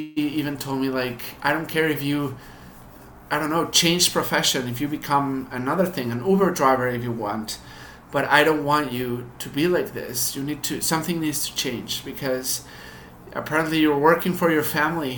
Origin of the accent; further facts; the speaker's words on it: Mexico; So we were one of the families that were lucky to have a good status in Mexico. In terms of the education and parenting, I was in private schools in Mexico all my life.